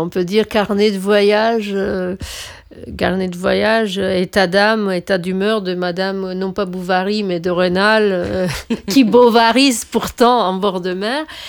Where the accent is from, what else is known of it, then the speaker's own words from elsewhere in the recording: Romania; moved away; je suis roumaine